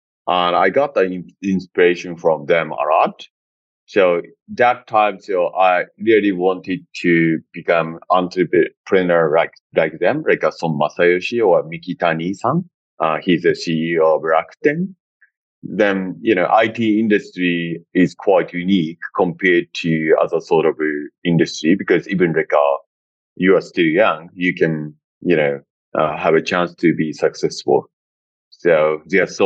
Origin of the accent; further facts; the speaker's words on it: Kagawa, Japan; moved away as an adult; also born or lived in Vietnam; now in Bangkok, Thailand; I was growing up in my hometown, which is very countryside, nearby Osaka, called like Kagawa.